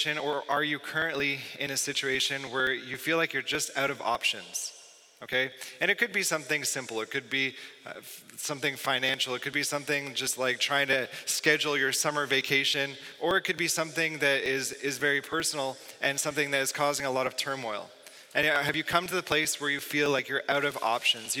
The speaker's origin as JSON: {"language": "English", "region": "Southern Ontario", "country": "Canada", "tie": "born or raised there", "said": "I'm from Southern Ontario, not far from Toronto. I didn't grow up in the city. I grew up in a rural region"}